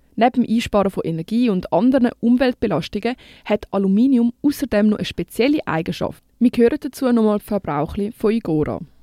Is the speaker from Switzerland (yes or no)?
yes; Switzerland; bei uns in der Schweiz